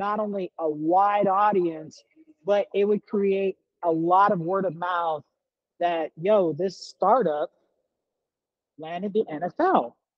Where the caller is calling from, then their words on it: Las Vegas, Nevada, United States; we're based here in Las Vegas, Nevada. That's where I'm actually calling from the Starbucks right now.